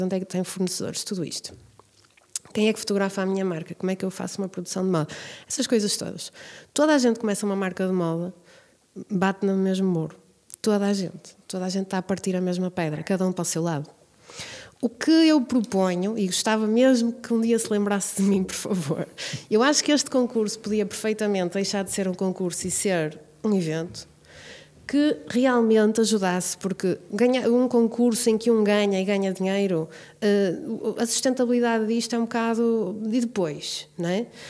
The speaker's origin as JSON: {"language": "Portuguese", "town": "Braga", "region": "Norte", "country": "Portugal", "tie": "born or raised there", "said": "eu cresci nas Parretas, no bairro das Parretas, nos anos 80"}